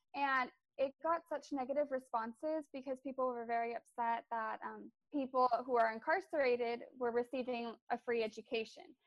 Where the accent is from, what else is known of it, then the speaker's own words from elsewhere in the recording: Bakersfield, California, United States; also born or lived in Arvin, California; I'm from Bakersfield. I went to high school in Arvin.